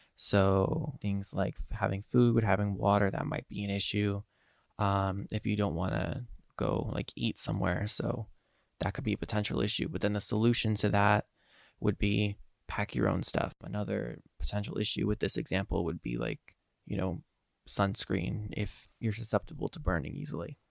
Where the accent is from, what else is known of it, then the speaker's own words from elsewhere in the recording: Eastern Pennsylvania, United States; I am from Eastern Pennsylvania.